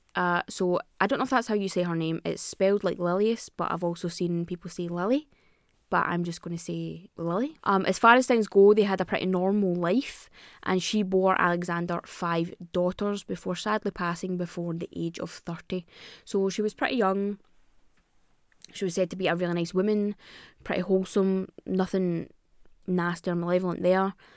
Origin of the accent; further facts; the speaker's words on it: Scotland, United Kingdom; I'm Scottish